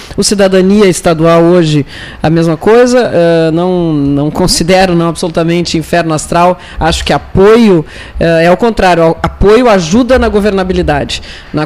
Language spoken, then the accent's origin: Portuguese; Pelotas, Rio Grande do Sul, Brazil; Como pelotense, né, eu sou prefeita de passagem